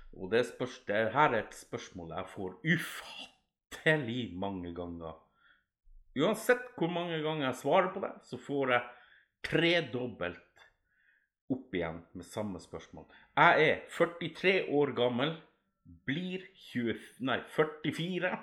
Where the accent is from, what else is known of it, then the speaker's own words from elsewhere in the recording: Alta, Finnmark, Norway; moved away as an adult; Nei, jeg bor ikke i Alta, men jeg kommer opprinnelig derifra. Jeg flytta ifra Alta da jeg var sånn ca. 17 år